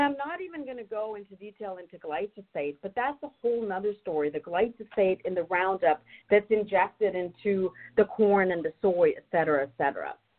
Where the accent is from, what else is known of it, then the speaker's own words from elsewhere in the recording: Germany; moved away as an adult; also born or lived in North Carolina, United States; now in Northern California, United States; I'm originally from Germany